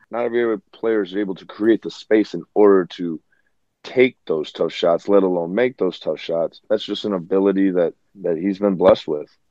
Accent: Chicago, Illinois, United States; we're from the Chi

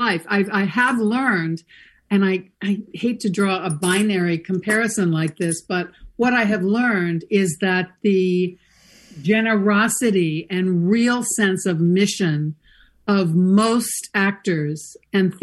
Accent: St. Louis, Missouri, United States; born or raised there; moved away; also born or lived in New York City / Los Angeles

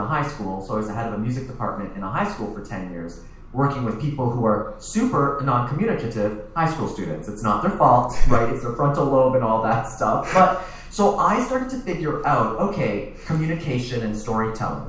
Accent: Toronto, Ontario, Canada; I'm originally from Toronto

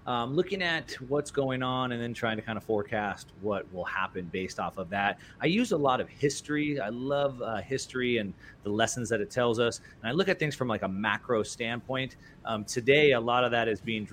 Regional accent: Southern California, United States; I grew up in Southern California racing dirt bikes and surfing and snowboarding

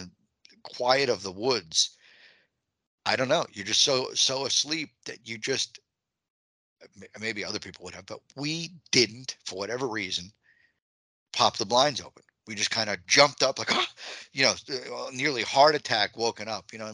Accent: Long Island, New York, United States; moved away; I'm from Long Island. So for me, home is Long Island

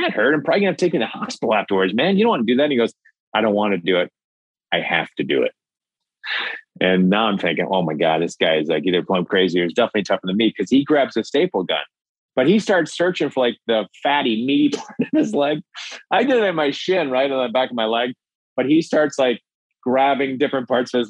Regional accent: Minnesota, United States; I'm from Minnesota.

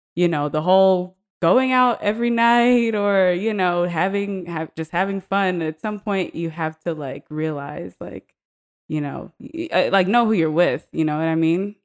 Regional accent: United States; also born or lived in Guyana; we grew up in the United States

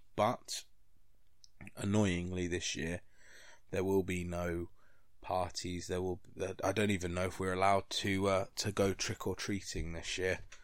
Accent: London, United Kingdom; moved away as an adult; now in Grimsby, United Kingdom; I'm from London

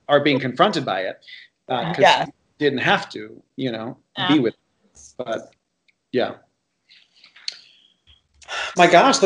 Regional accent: Miami, Florida, United States; And I do feel like one of the privileges of growing up in Miami, for me, as somebody who's Cuban and also has Spanish origin

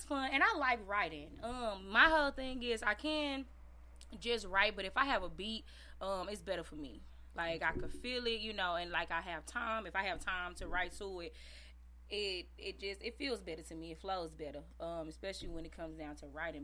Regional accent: East St. Louis, Illinois, United States; accent: a little country; I'm born and raised in East St. Louis

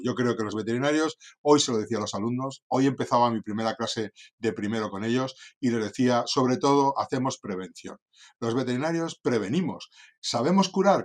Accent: Santoña, Cantabria, Spain; moved away as an adult; also born or lived in Madrid; nací en un pueblecito del norte de España que se llama Santoña

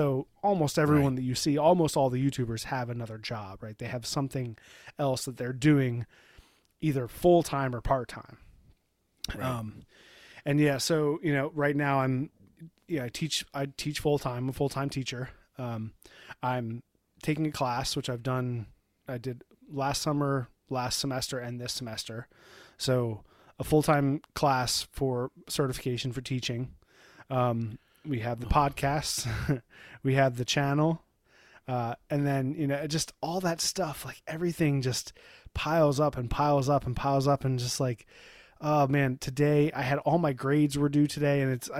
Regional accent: Ireland; I'm an Irishman.

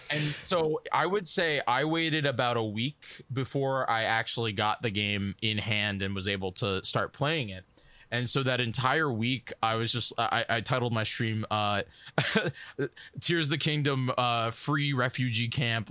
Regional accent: New York, United States; I'm from New York

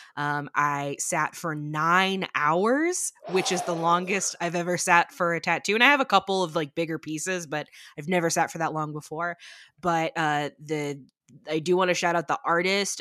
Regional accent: near Six Flags Great America, Illinois, United States; I grew up near Six Flags Great America

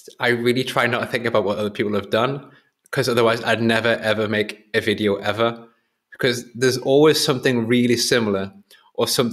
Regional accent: Whitley Bay, North East England, United Kingdom; my hometown, which is Whitley Bay near Newcastle

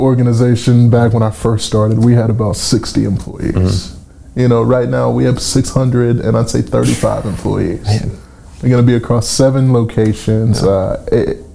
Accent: Conyers, Georgia, United States; moved away as an adult; also born or lived in Tucker, Georgia / Knoxville, Tennessee; now in Chattanooga, United States; Originally from Conyers, Georgia. I was born in Metro Atlanta, Tucker, Georgia.

